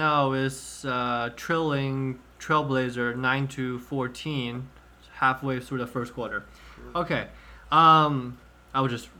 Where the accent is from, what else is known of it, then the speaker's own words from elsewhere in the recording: China; I grew up in China back in 06, 07. I was like 4th, 5th, 6th grade